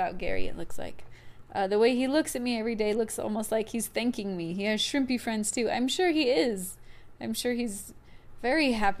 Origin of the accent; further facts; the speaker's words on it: Trinidad & Tobago; now in Dayton, United States; Rico, fun fact, I'm originally from Trinidad and Tobago. I live in Dayton, Ohio